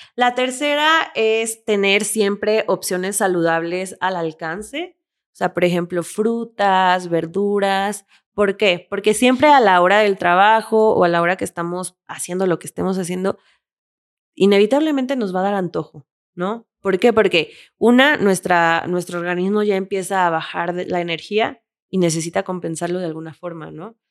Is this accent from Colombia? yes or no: no; Mexico; soy mexicana